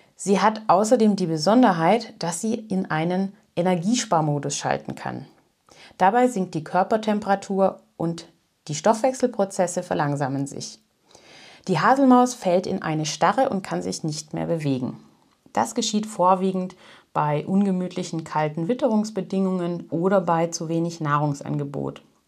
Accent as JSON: {"language": "German", "country": "Germany", "said": "bei uns in Deutschland"}